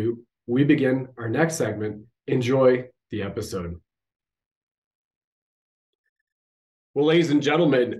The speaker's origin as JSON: {"language": "English", "country": "Canada"}